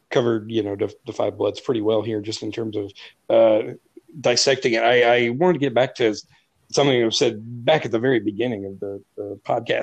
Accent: South Carolina, United States; I was in the South Carolina educational system, public educational system

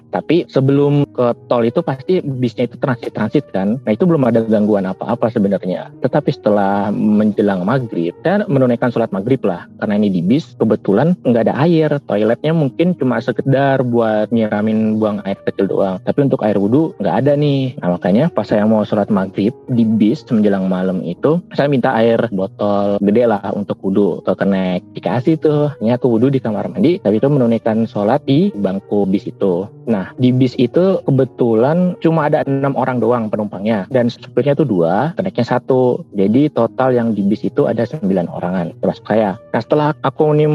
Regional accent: Jepara, Central Java, Indonesia; Saya asli Jawa Tengah, di domisili Jepara, Jawa Tengah.

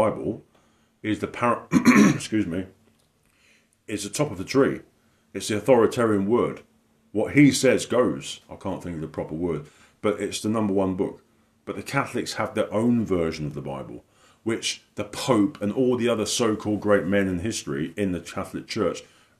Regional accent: the south of England, United Kingdom; moved away; I've been away in my hometown down the south of England

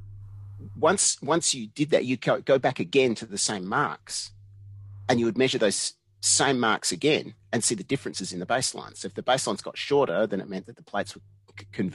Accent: Australia; moved away as an adult; I'm Australian, right? You know, I don't have a visa or anything like that.

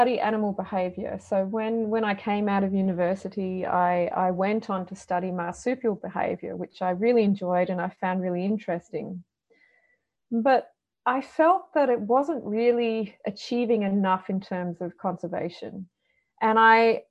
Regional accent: Perth, Western Australia, Australia; I grew up in Perth, Western Australia, which is a very Mediterranean climate.

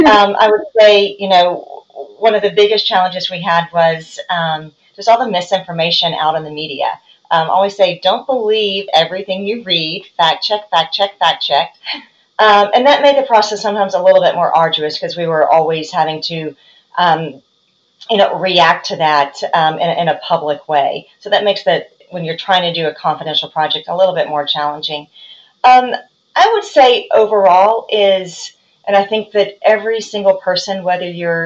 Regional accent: Tennessee, United States; I mean, I'm from Tennessee.

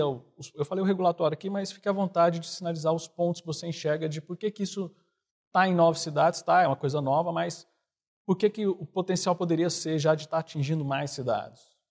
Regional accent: Goiânia, Goiás, Brazil; eu sou de Goiânia

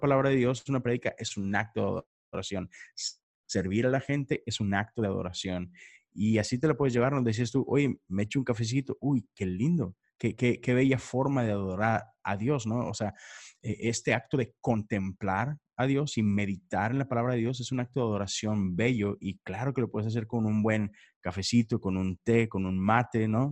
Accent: Monterrey, Nuevo León, Mexico; now in Houston, United States; yo estoy en, Houston, Texas, pero soy de Monterrey, México.

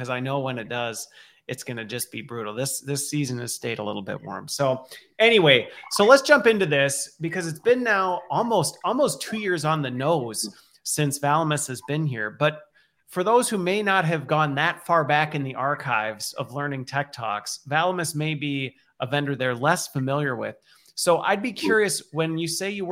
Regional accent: Minnesota, United States; I grew up in Minnesota, which is close to the Canadian border

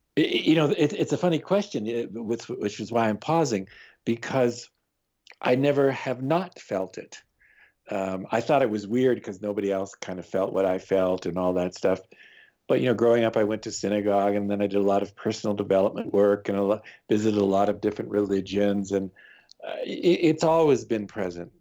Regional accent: Canada; I am Canadian

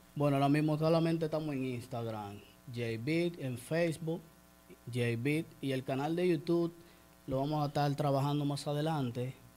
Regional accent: San Pedro de Macorís, Dominican Republic; moved away as an adult; now in Higüey, Dominican Republic; yo soy de San Pedro de Macorís, estamos aquí por estos lados

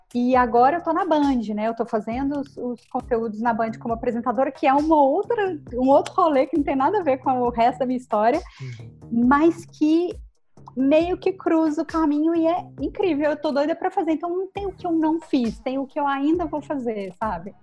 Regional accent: Brazil; Sou brasileira

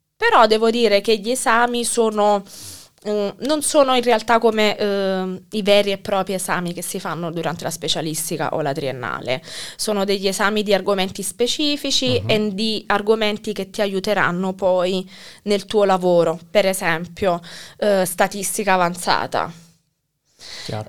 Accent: Naples, Campania, Italy; moved away as an adult; also born or lived in Teramo / Warsaw; now in Kraków, Poland; io da napoletana

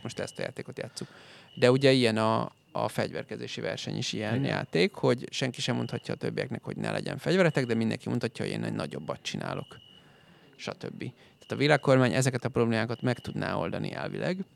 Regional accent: Hungary

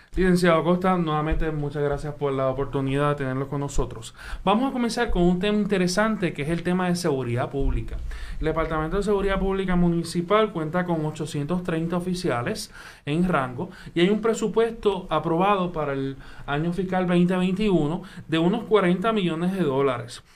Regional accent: Puerto Rico; como puertorriqueños y puertorriqueñas

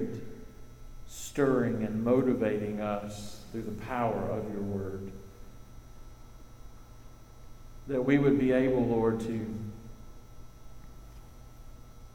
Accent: Eastern North Carolina, United States; I grew up in Eastern North Carolina.

